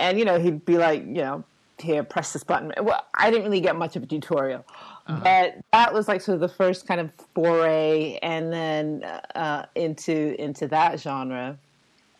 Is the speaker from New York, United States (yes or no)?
yes; Long Island, New York, United States; the home that we grew up in Long Island